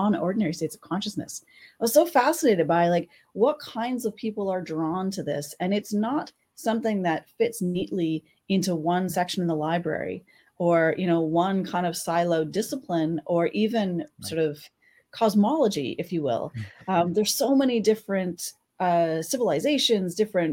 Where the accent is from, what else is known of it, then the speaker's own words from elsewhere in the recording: Saskatchewan, Canada; I'm a historian here in Canada, and I grew up in Saskatchewan